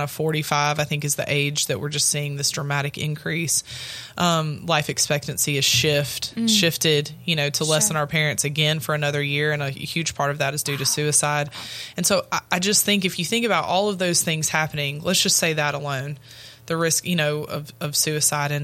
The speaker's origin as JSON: {"language": "English", "region": "Louisiana", "country": "United States", "said": "I am from Louisiana"}